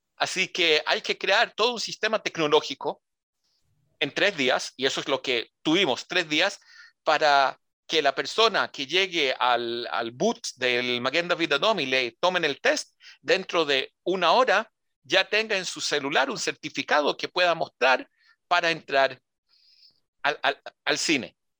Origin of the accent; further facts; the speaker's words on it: Israel; also born or lived in Santiago, Chile; Nací en, Santiago, nací en Santiago de Chile, en Ñuñoa. El, Instituto Hebreo de Macul, ahí fui a Quita Aleph. Eh, mis padres se hicieron aliada el 72 eh, y yo crecí en Israel